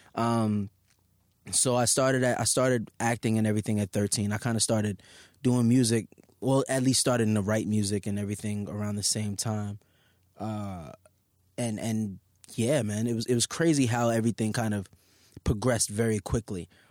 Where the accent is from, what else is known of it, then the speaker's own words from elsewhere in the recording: New York City, New York, United States; Staten Island